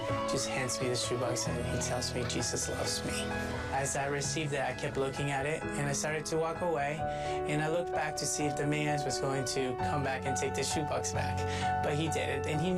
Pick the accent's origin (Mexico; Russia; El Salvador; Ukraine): El Salvador; moved away; I'm from El Salvador. I actually don't know much about my own country because I was in an orphanage in the middle of nowhere, and that's where I grew up.